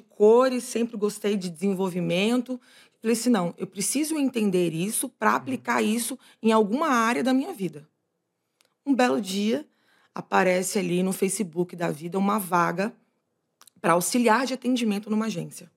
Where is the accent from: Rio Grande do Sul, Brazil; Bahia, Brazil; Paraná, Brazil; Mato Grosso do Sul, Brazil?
Bahia, Brazil; accent: carregado (Bahian); moved away; da Bahia para o mundo. Acho que esse sotaque carregado aqui dá para dizer de onde eu vim